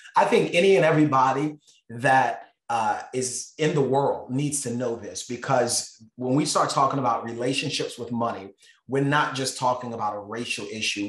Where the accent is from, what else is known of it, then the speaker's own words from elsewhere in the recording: Baltimore, Maryland, United States; I grew up in Baltimore